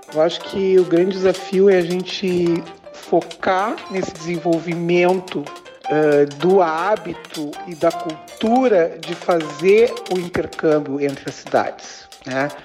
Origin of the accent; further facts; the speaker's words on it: Palmeira das Missões, Rio Grande do Sul, Brazil; moved away as an adult; also born or lived in Porto Alegre / São Leopoldo / Santa Maria; Eu sou natural de Palmeira das Missões